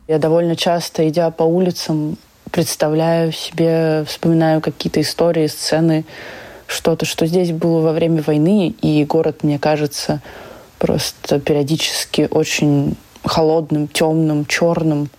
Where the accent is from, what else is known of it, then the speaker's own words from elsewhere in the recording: Saint Petersburg, Russia; я выросла в Петербурге